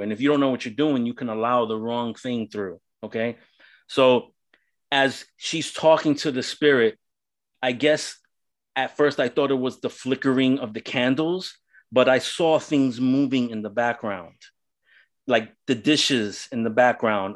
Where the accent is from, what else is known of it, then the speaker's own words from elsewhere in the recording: New York City, New York, United States; now in Central Florida, United States; I'm originally from New York City. Um, I grew up in the ghettos of New York City